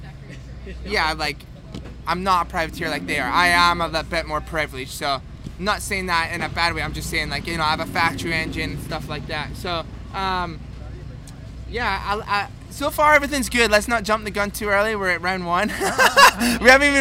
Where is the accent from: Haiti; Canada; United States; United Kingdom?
United Kingdom; Scotland; as Scottish people, we've got thick skin